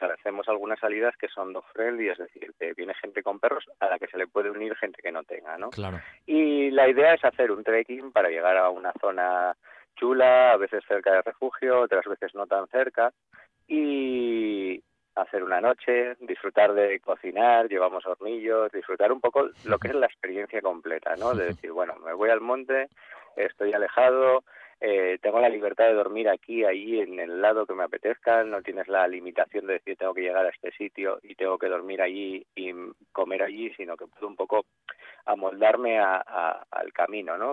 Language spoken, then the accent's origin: Spanish; Asturias, Spain; yo, soy asturiano